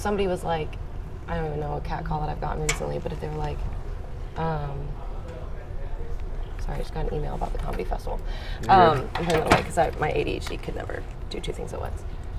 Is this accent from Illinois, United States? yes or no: yes; Collinsville, Illinois, United States; also born or lived in Belleville, Illinois; I was born in Belleville, grew up in Collinsville.